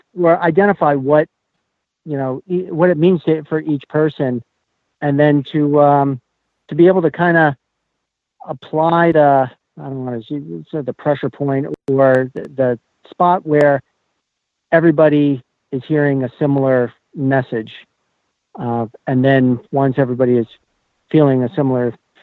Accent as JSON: {"language": "English", "area": "Sugarloaf", "region": "Western Maine", "country": "United States", "said": "I'm from Western Maine, Sugarloaf."}